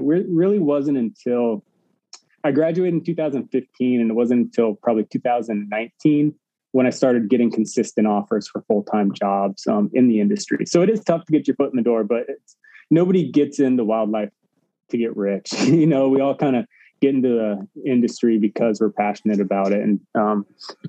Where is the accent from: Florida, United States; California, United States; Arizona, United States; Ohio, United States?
Arizona, United States; outside of Phoenix; I grew up in Arizona outside of Phoenix